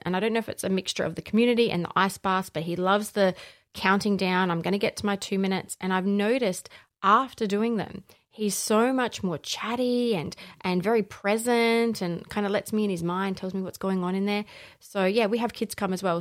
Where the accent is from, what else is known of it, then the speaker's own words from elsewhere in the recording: Allendale North, South Australia, Australia; also born or lived in northern suburbs, Adelaide / Gawler; I grew up in the Barossa, so just, uh, just past Kapunda in a little town called Allendale North.